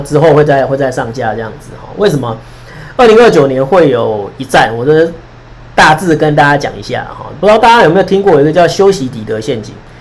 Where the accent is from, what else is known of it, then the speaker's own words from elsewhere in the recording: Taiwan; 不是我们台湾要往美国那边倒，是你们对岸逼的我们必须要往这边倒。